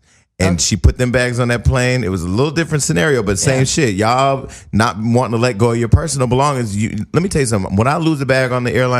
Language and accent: English; the Bay Area, California, United States; I'm from the Bay Area